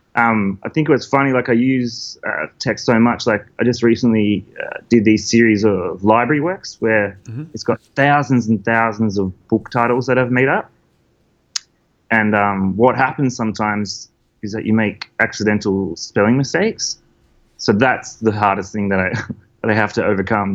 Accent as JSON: {"language": "English", "town": "Maitland", "region": "New South Wales", "country": "Australia", "tie": "born or raised there", "also_born_or_lived": "Newcastle / Melbourne", "moved": "as an adult", "said": "I'm from the Hunter Valley. Hunter so I grew up. Yeah, so I grew up like uh, out near Maitland."}